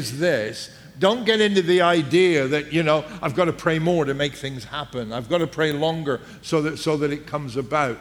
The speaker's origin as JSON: {"language": "English", "region": "England", "country": "United Kingdom", "said": "because we're English"}